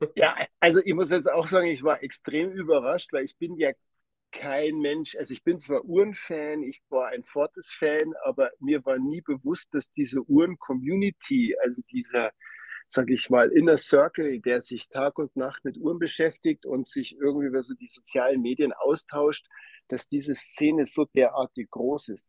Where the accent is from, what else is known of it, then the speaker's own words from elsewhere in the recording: Hengersberg, Bavaria, Germany; moved away as an adult; now in Switzerland; ich komme ursprünglich aus Hengersberg, aus Niederbayern.